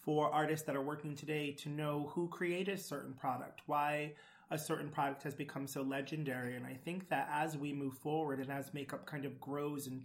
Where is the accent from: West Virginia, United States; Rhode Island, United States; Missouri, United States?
Rhode Island, United States; Providence; I grew up in Providence, Rhode Island, and growing up in the smallest state